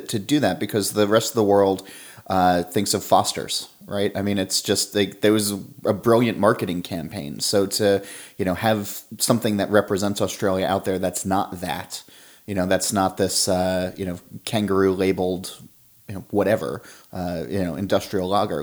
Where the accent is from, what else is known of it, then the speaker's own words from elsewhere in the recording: South Orange, New Jersey, United States; We're in South Orange, which is my hometown